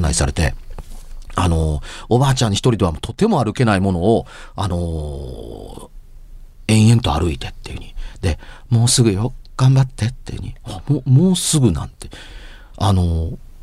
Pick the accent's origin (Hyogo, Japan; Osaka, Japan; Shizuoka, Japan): Hyogo, Japan; Amagasaki; 大阪の出身というか、尼崎の出身やから